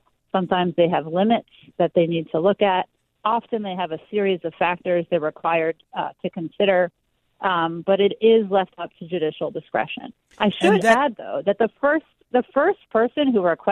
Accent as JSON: {"language": "English", "region": "New York", "country": "United States", "tie": "born or raised there", "said": "my home state of New York"}